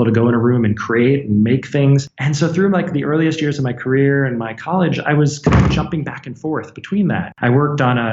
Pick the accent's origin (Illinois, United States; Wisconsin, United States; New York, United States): New York, United States; New York City suburbs, United States; moved away as an adult; now in Bay Area, United States; I grew up in New York City suburbs.